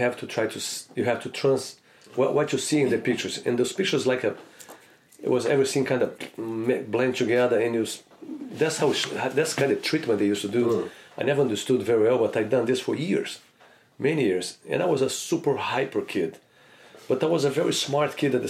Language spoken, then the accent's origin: English; Rio de Janeiro, Brazil; now in United States; I grew up in Rio de Janeiro, in the Flamengo neighborhood.